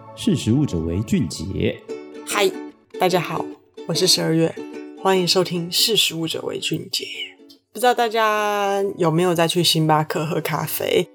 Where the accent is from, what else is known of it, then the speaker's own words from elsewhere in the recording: Taiwan; 我们台湾的人